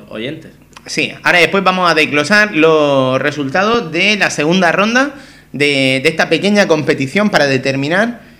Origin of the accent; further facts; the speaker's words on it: Murcia, Region of Murcia, Spain; yo soy de Murcia.